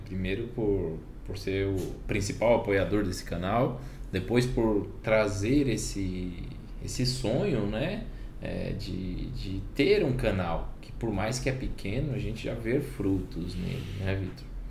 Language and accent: Portuguese; Pimenta Bueno, Rondônia, Brazil; moved away as an adult; now in Buenos Aires, Argentina; venho de Rondônia, uma cidade pequena, pessoal. Cidade de 37 mil habitantes, Pimenta Bueno.